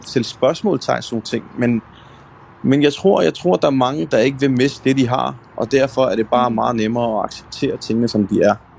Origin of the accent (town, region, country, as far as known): Denmark; born or raised there